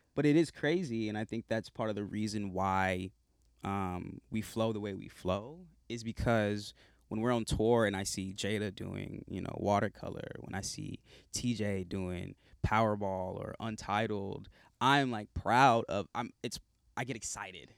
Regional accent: South Carolina, United States; now in Los Angeles, United States; I'm from South Carolina originally. I live in L A now

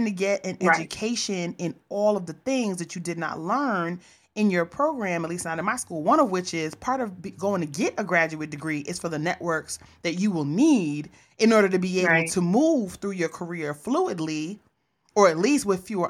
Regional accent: New York, United States; I'm a New Yorker.

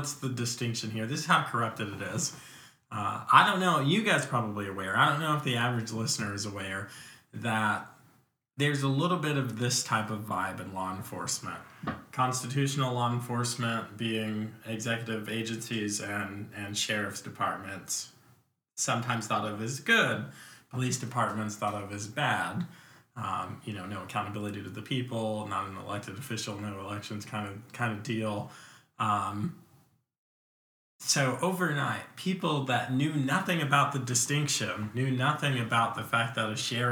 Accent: Virginia Beach, Virginia, United States; moved away as an adult; also born or lived in New York / Lynchburg, Virginia; I did like third grade through high school in Virginia Beach

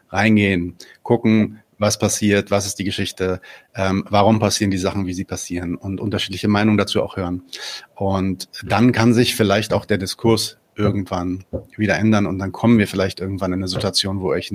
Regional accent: Palestine; weil also eine Sache, die ich halt auch sagen kann als Palästinenser, der ähm, selbst in diesem Podcast ähm, von allen Leuten, die in diesem Podcast teilnehmen, das sind insgesamt fünf Leute, natürlich äh, gezielt äh, zum, zum Objekt des Angriffs werde

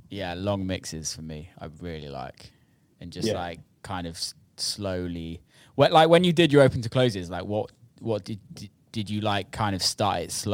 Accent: Birmingham, West Midlands, United Kingdom; now in Los Angeles, United States; growing up in Birmingham

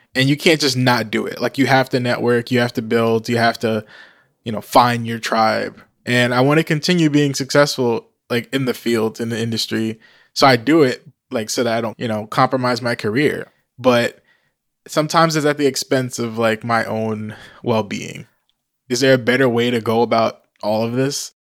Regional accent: New Jersey, United States; also born or lived in DMV (Washington DC area); now in DMV area, United States; I was born in New Jersey, but I'm a digital nomad currently living in the D M V

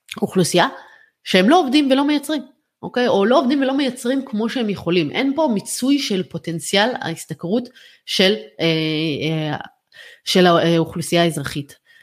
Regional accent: Israel; אני עכשיו כצרכנית ישראלית

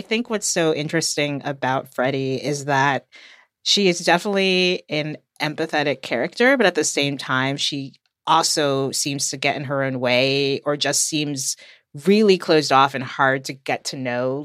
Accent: United States; from the U S

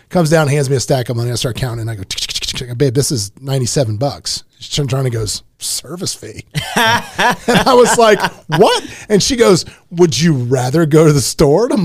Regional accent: Canada; I'm Canadian.

